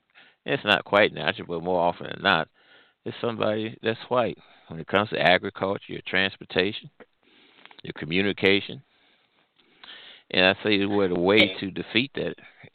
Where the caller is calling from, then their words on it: Midwest, United States; Well, I'm calling from the Midwest.